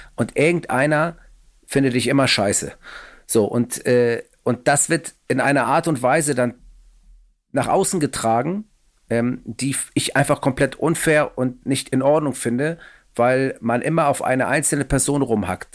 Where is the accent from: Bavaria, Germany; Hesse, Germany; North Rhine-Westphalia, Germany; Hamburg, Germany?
Hamburg, Germany; Ich komme aus Hamburg Müllmannsberg